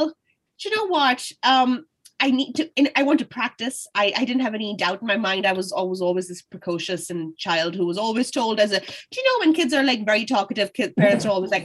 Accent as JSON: {"language": "English", "town": "Lahore", "region": "Punjab", "country": "Pakistan", "tie": "born or raised there", "moved": "as an adult", "lives_now": "Dublin, Ireland", "said": "I am from Lahore. I was born and bred there."}